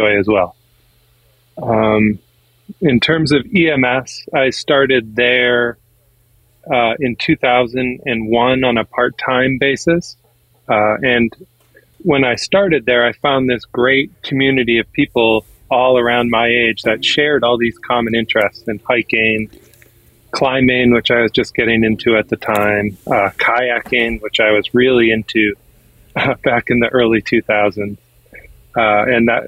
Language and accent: English; Milton, Massachusetts, United States; I am from Milton, Massachusetts